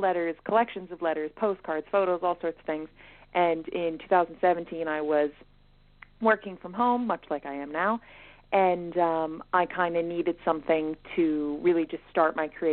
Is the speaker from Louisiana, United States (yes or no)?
no; Philadelphia, Pennsylvania, United States; moved away as an adult; now in Dublin, Ireland; I am from Philadelphia, Pennsylvania, originally. I moved to Dublin in 2018 to study for my master's